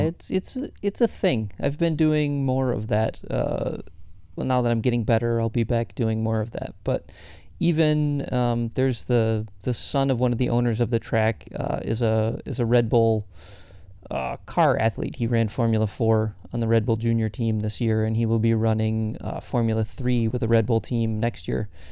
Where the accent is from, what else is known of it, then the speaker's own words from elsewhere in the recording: Michigan, United States; moved away; I grew up in Michigan very close to where you live right now.